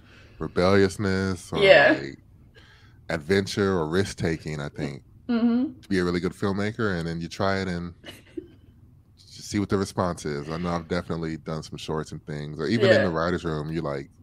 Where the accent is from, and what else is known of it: Michigan City, Indiana, United States; born or raised there; moved away as an adult; also born or lived in Columbus, Ohio